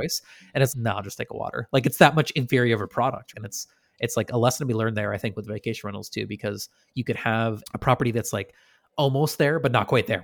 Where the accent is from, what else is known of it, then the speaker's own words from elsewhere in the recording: Shelburne Falls, Massachusetts, United States; We didn't often have snow growing up in West Massachusetts